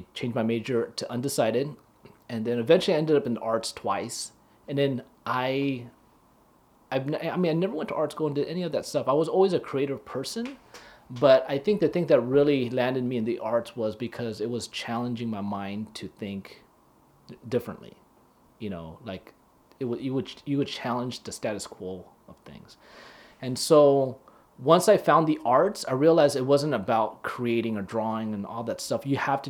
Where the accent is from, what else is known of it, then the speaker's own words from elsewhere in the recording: Hawaii, United States; I'm from Hawaii, bro.